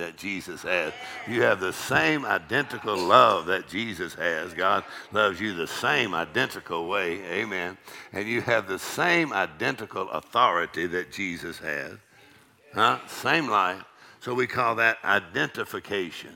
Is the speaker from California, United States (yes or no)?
no; Texas, United States; I'm from Texas